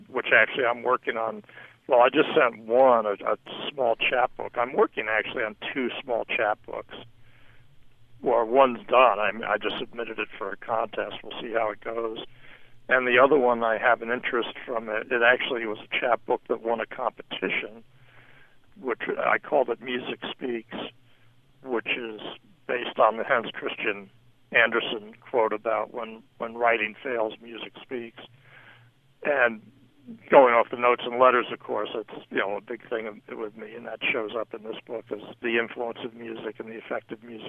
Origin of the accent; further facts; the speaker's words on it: New York, United States; also born or lived in Jacksonville, Florida; now in Los Angeles, United States; growing up in New York